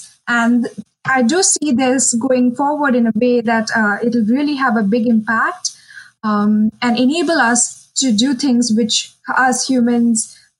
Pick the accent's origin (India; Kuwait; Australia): India; accent: Indian